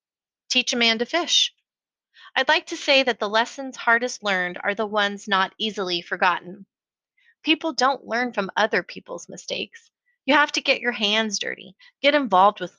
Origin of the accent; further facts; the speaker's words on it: United States; moved away as an adult; also born or lived in San Francisco, California / Colorado Springs, Colorado / Austin, Texas / Las Vegas, Nevada; now in Portland, United States; I was born in San Francisco and grew up between Colorado Springs, Colorado, and the Bay Area.